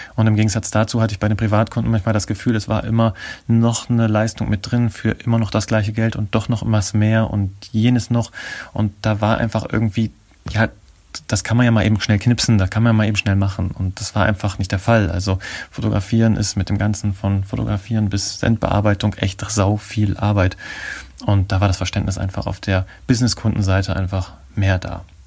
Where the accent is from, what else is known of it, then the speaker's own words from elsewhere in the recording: Nordenham, Lower Saxony, Germany; moved away; also born or lived in Oldenburg / Abu Dhabi / Essen; Dann sind wir wieder nach Deutschland zurückgekommen und an die Nordseeküste gezogen in eine kleine Stadt namens Nordenham. Und in der bin ich aufgewachsen und habe letztendlich mein Abi gemacht